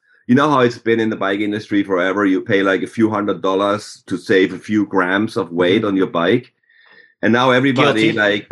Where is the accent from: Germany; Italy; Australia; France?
Germany; moved away; growing up in Germany